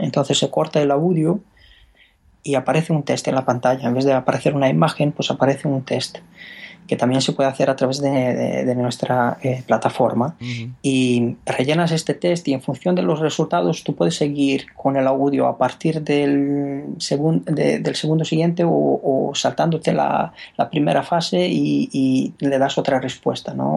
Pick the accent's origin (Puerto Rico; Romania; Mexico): Romania; Spanish is a second language; moved away as an adult; now in Spain; yo soy rumano